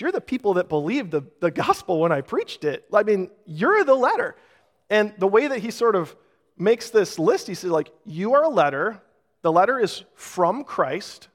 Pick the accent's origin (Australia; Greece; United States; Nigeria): United States; Rochester; Growing up in Rochester